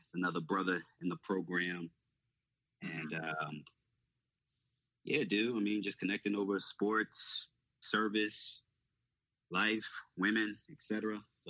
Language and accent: English; New Jersey, United States; I grew up in Jersey, grew up a Nets fan